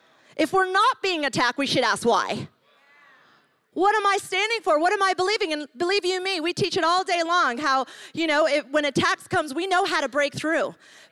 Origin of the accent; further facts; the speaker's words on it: Ecuador; also born or lived in New York, United States; I grew up on the mission field. I'm from New York and moved to Ecuador. My family were missionaries there.